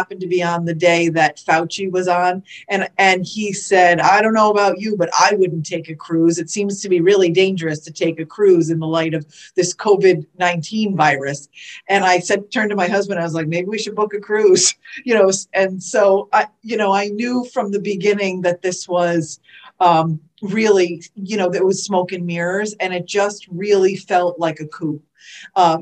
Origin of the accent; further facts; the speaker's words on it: Connecticut, United States; moved away as an adult; also born or lived in Boston area / Southern California; now in Florida, United States; I was born and raised in Connecticut